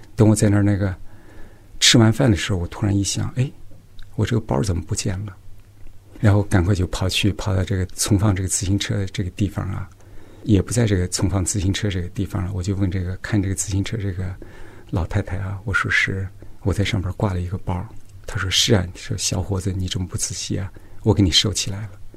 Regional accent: Yan'an, Shaanxi, China; now in United States; 我是一九六八年出生的，然后出生在陕西省延安地区安塞县正武洞公社。我现在是在美国做药物研发

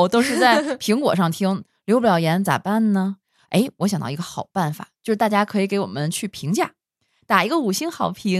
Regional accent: China; 为什么我们中国人的这种边界，它并不像，比如说西方人

